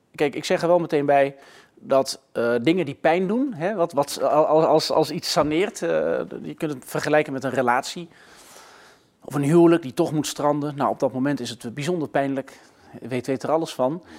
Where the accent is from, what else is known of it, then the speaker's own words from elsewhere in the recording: Gelderland, Netherlands; moved away; ik ben in Gelderland geboren. Dus wel op platteland. Dus ik ben eigenlijk een zoon van het platteland